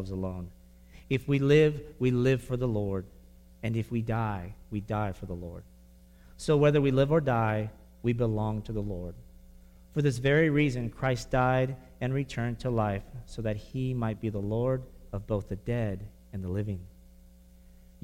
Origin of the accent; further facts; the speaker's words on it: Brownsville, Texas, United States; I grew up in Brownsville, Texas